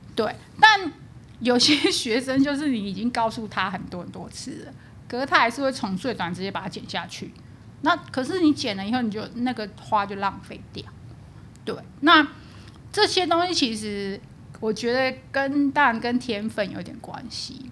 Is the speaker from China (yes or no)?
no; Taipei, Taiwan; also born or lived in Taoyuan; 我从小在台北长大